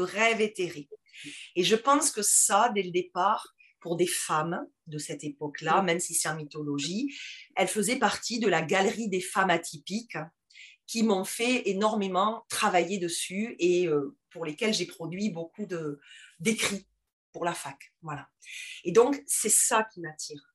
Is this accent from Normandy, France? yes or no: no; Toulouse, Occitania, France; accent: toulousain; j'ai un accent qui est très marqué, très toulousain